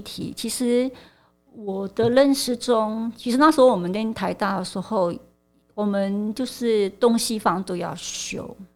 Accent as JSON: {"language": "Chinese", "country": "Malaysia", "moved": "as an adult", "lives_now": "Taiwan", "said": "我是来自马来西亚，就是我在我十八岁的时候，就是决定来台湾念书"}